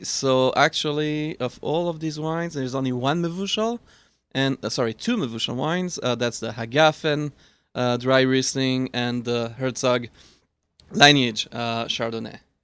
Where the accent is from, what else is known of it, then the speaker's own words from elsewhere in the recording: Switzerland; moved away; I am from Switzerland. And I grew up eating kosher Gruyere from Switzerland